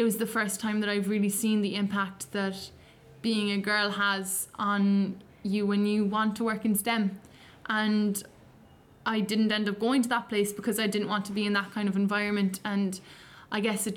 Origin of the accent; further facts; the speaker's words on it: Cork, Munster, Ireland; I'm 17. I'm from Cork